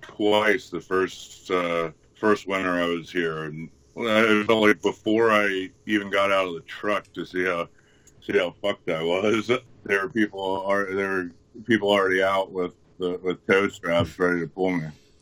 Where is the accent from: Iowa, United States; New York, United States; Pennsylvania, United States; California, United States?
Pennsylvania, United States; Philadelphia; now in Fairbanks, United States; growing up in Philadelphia, I'd see more people driving past me in one morning than I see in 2 weeks in Fairbanks.